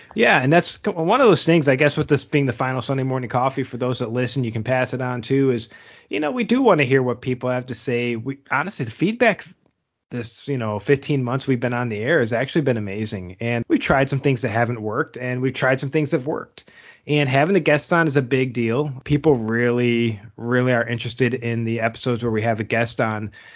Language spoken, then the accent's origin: English; United States; as an American